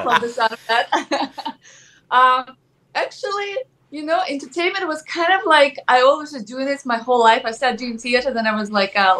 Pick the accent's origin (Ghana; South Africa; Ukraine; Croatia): Ukraine; English is a second language; moved away as an adult; now in United States; I'm originally from Ukraine. And yeah, and I came to America.